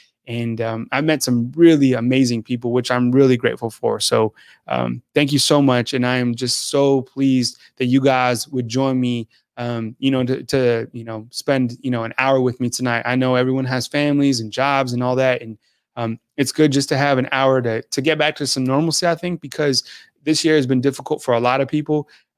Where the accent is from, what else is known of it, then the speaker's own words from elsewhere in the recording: Santa Fe, New Mexico, United States; moved away as an adult; also born or lived in Redondo Beach, California / Washington, D.C.; now in Southeastern United States; I grew up in New Mexico. I grew up in Santa Fe.